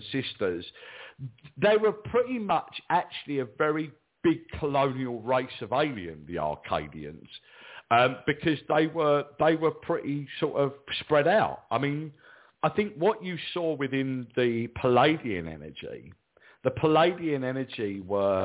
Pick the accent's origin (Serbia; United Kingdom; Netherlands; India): United Kingdom; England; I'm English, I'm in England